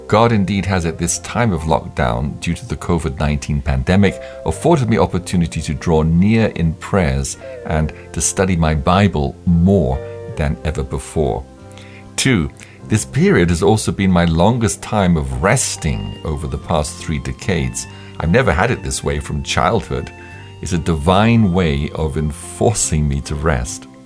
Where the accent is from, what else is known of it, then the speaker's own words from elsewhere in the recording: Kogi, Nigeria; from Kogi State, Nigeria, of the Ebira tribe.